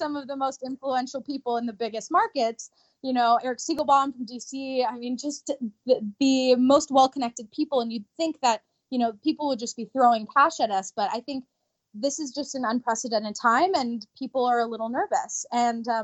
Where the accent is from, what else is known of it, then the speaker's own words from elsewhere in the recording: Japan; moved away; I was born in Japan